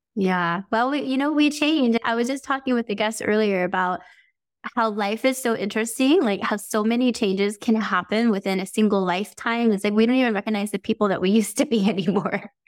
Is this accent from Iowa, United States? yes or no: no; Las Vegas, Nevada, United States; I'm from Las Vegas